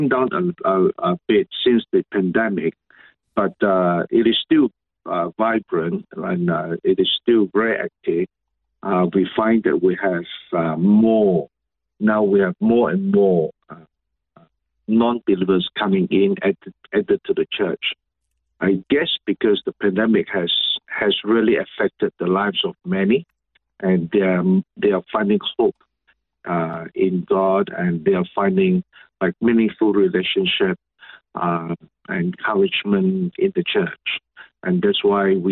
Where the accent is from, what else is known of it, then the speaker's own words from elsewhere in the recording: Sabah, Malaysia; I was born and raised in Malaysia. Yes, it is Malaysia, which was known to be North Borneo